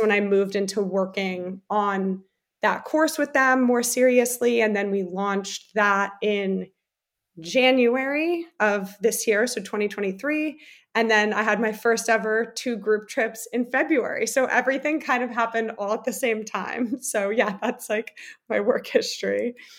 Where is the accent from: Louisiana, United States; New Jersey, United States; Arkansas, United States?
New Jersey, United States; also born or lived in Germany; I was born in America and then I did third grade and part of fourth grade in Germany and then moved to New Jersey